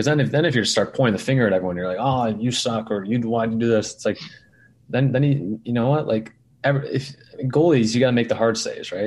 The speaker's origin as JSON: {"language": "English", "region": "outside New York City", "country": "United States", "tie": "born or raised there", "said": "I grew up outside New York City"}